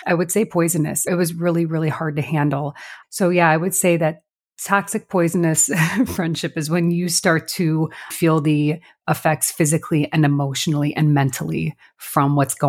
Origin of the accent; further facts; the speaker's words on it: La Grange, Illinois, United States; now in Chicago, United States; I'm also from LaGrange, but I live in, it's our version of Little Italy.